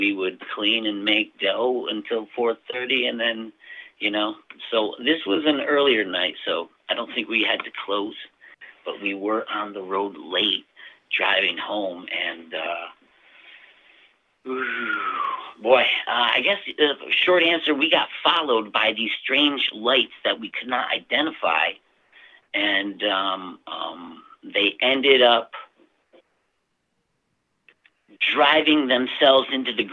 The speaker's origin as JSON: {"language": "English", "town": "Baker's Mills", "region": "New York", "country": "United States", "tie": "born or raised there", "also_born_or_lived": "Glens Falls, New York", "said": "I was born in Glens Falls, like a lot of us, down at the hospital, and grew up in Dogtown"}